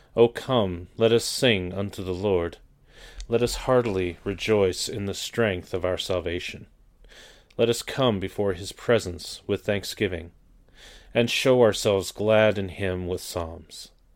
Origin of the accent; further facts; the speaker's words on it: Canada; moved away; I grew up in the Anglican Church up in Canada